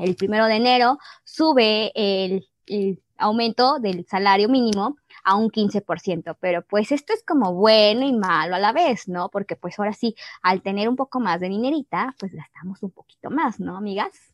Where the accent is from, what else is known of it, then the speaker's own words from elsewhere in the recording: Mexico; somos mexicanas